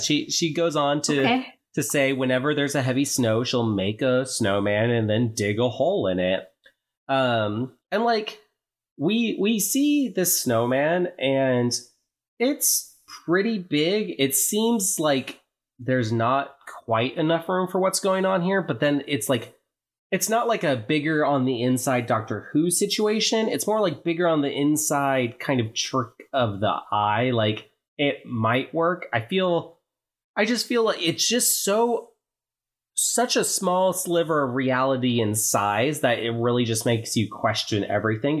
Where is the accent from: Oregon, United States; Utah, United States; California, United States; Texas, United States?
Oregon, United States; I'm from Oregon.